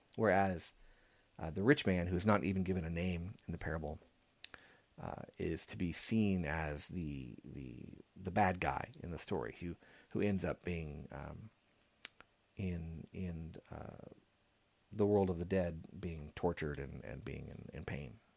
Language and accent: English; San Antonio, Texas, United States; growing up in San Antonio